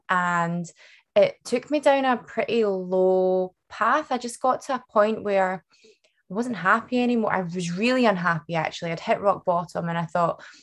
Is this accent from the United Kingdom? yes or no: yes; Scotland, United Kingdom; also born or lived in Vancouver; I was born and bred in Scotland